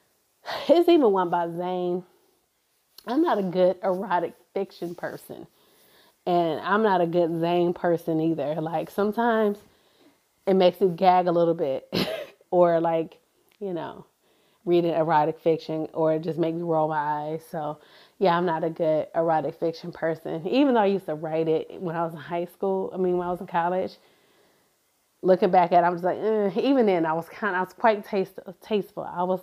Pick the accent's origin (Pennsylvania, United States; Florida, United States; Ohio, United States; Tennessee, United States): Ohio, United States; Cleveland; I'm from Cleveland, Ohio, as where I grew up in, and in that metro community.